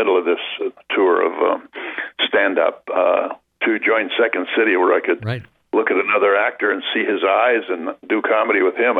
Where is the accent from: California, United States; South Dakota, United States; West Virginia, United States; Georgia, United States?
West Virginia, United States; I'm from West Virginia, where they even actually have hillbillies.